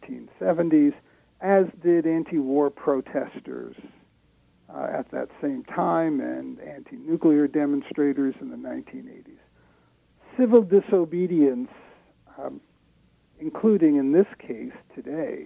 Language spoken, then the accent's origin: English; United States; moved away as an adult; now in Canada; I'm an American by birth, though I've been a Canadian for close to the last 30 years.